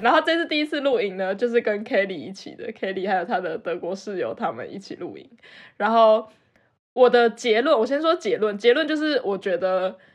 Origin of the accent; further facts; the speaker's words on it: Taipei, Taiwan; moved away as an adult; now in Germany; 我是一个台北长大的死小孩